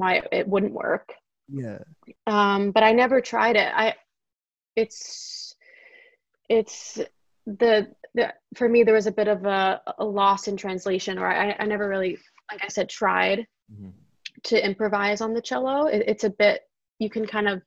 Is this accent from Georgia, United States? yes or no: no; New York City, New York, United States; I came from South Brooklyn, taking the train all the way up to 67th Street